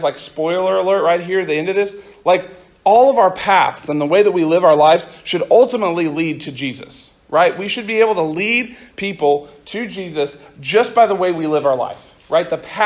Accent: Central Oklahoma, United States; I grew up in Central Oklahoma

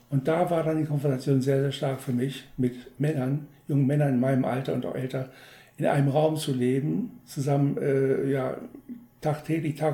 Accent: Wolfsburg, Lower Saxony, Germany; in unserer damaligen Kirchengemeinde in Wolfsburg, wo ich herkomme

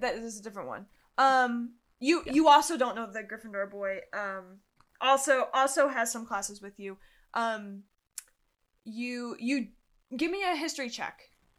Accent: Utah, United States; But yeah, I'm originally from Utah.

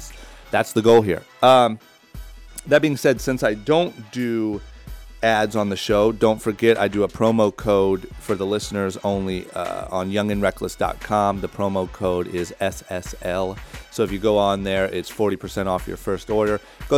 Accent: Ohio, United States; Growing up in Ohio, it's like you're almost taught to think that these people are superheroes, or you will never be one of them.

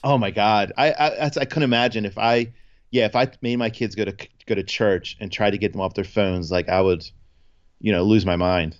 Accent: New Jersey, United States; we're from Jersey

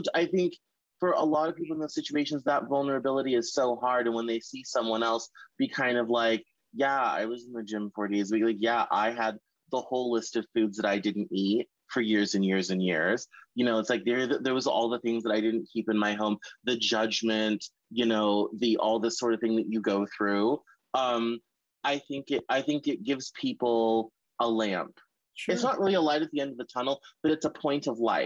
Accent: the South, United States; I'm from the South

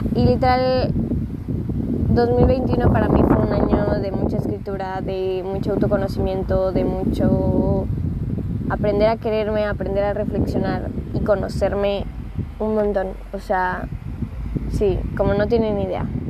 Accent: Acapulco, Guerrero, Mexico; moved away as an adult; also born or lived in Puebla, Mexico; now in Los Cabos, Mexico; yo estaba en Acapulco, yo nací en Acapulco. Eh, me vine, me fui, me, mejor dicho, me fui a estudiar la universidad a Puebla

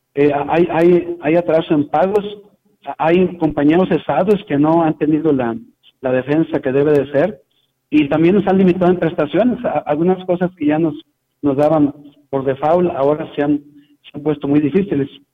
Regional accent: Tamuín, San Luis Potosí, Mexico; now in San Luis Potosí, Mexico; Yo vivo aquí en San Luis Potosí, pero soy de allá de Tamuín, de Las Palmas también, de Tamuín, por allá de qué lado de Valles.

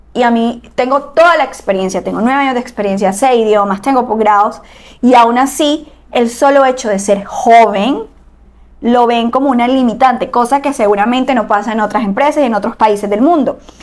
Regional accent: Barranquilla, Atlántico, Colombia; somos de Barranquilla, Colombia.

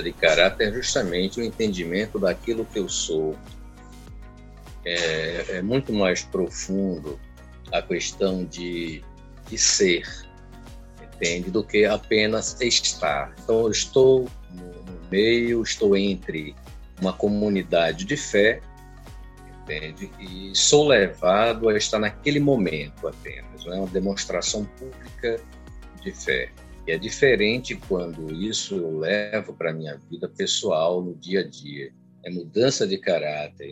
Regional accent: Recife, Pernambuco, Brazil; moved away as an adult; also born or lived in Olinda; now in Aracaju, Brazil; A parte musical, ela nasceu ainda na Recife, aos 15 anos de idade. Eu fazia conservatório e aos 20 anos eu vim para cá

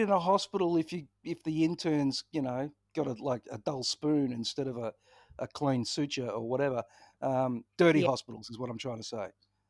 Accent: Ballarat, Victoria, Australia; I grew up in Ballarat. Of course I've had E. coli.

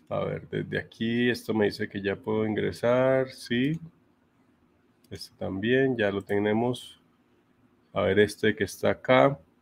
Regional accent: Bucaramanga, Santander, Colombia; Yo soy de Bucaramanga. en algunos momentos se me nota bastante el acento

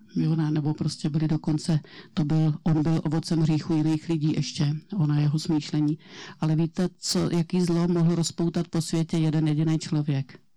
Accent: Plzeň Region, Czechia; já jsem tady z Plzeňska

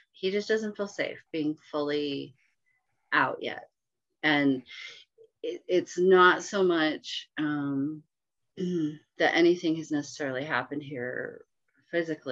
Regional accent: Bay Area, Northern California, United States; I grew up in the Bay Area up in Northern California.

